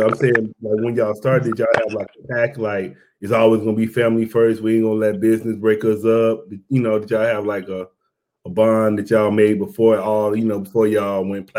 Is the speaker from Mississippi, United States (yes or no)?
yes; Mississippi, United States; now in San Diego, United States; I'm from Mississippi, but then I came out here, so I've been out here since 2000. But I'm from Mississippi, but now I moved to San Diego.